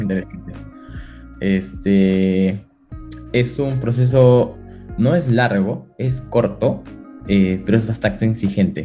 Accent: Arequipa, Peru; moved away as an adult; also born or lived in Lima, Peru; now in Madrid, Spain; yo soy de Perú, nací en la ciudad de Arequipa y luego estudié en Lima

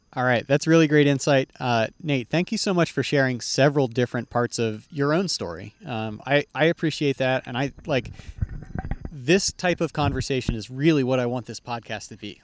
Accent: Texas, United States; as a Texan

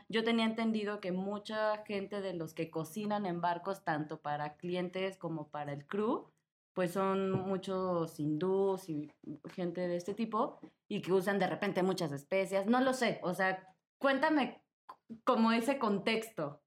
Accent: Mexico; yo soy de México

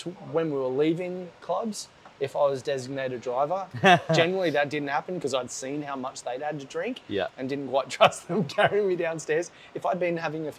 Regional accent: Gold Coast, Queensland, Australia; growing up on the Gold Coast and being surrounded by water

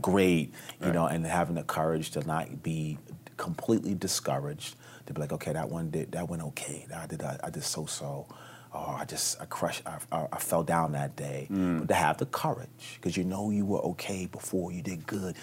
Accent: New York City, New York, United States; moved away as an adult; also born or lived in California; I'm a New Yorker, born and raised

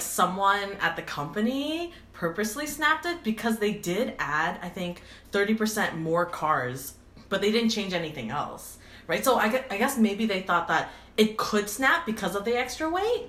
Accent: Vancouver, British Columbia, Canada; we're Asian and we're from Vancouver

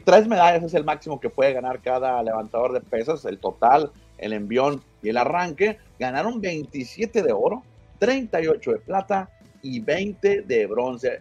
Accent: Nogales / Hermosillo, Sonora, Mexico; yo soy de Nogales y yo, siempre le digo a los Naranjeros, pero porque soy de Hermosillo, ¿no? Aunque vivía en Nogales

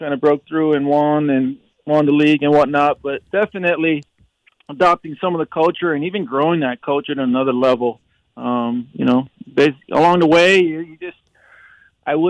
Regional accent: Hawaii, United States; I'm born and raised Hawaii guy

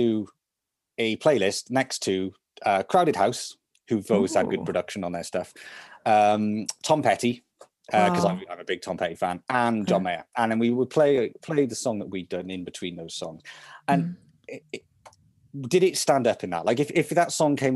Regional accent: Salisbury, South West England, United Kingdom; We're actually from Salisbury

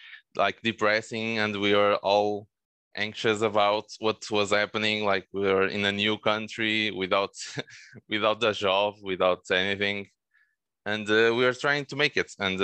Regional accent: Porto, Norte, Portugal; born there; I live in Porto right now. I was born here in Porto, and I'm currently here.

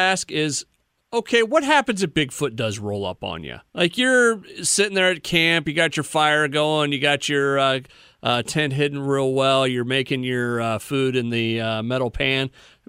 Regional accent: Polk City, Iowa, United States; my hometown, Polk City, which is right on Sailorville Lake.

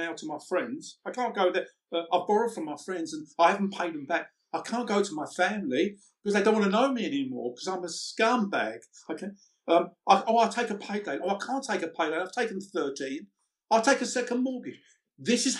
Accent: London, United Kingdom; I came from the East End at 14 years old. I had to leave school because we were so poor.

